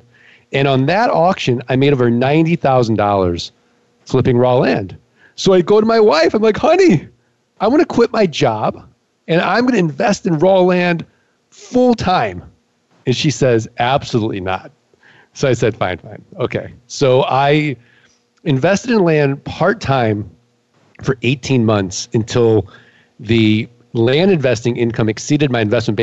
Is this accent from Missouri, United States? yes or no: yes; St. Louis, Missouri, United States